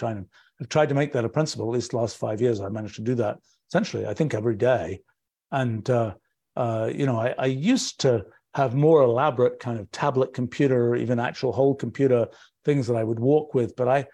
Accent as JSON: {"language": "English", "region": "England", "country": "United Kingdom", "moved": "yes", "lives_now": "United States", "said": "I was very surprised about this when I came to the US from England"}